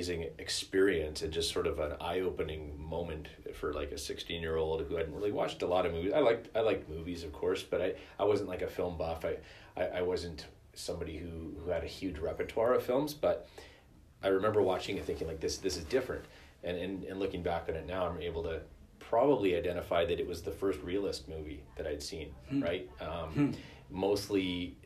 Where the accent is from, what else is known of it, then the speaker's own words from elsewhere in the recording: Canada; us as, like, Canadian viewers